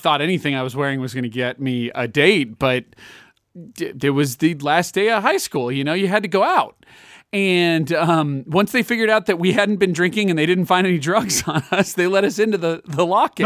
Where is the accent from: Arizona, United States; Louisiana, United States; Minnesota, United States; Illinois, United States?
Illinois, United States; Chicago; I'm from Chicago